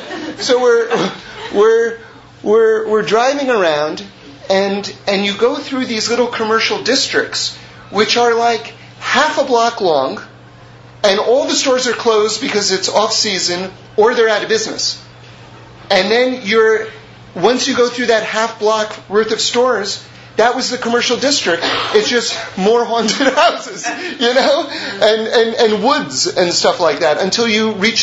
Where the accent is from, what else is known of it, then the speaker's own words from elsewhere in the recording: New York City, New York, United States; I'm from New York City